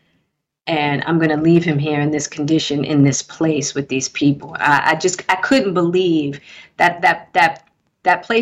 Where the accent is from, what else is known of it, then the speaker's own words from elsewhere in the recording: Baltimore, Maryland, United States; accent: East Coast; moved away as an adult; I'm from Baltimore and I just got here